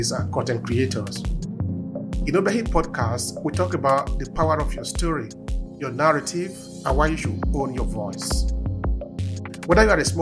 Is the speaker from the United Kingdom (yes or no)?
no; Uromi, Edo, Nigeria; I'm from Edo State, I'm from Uromi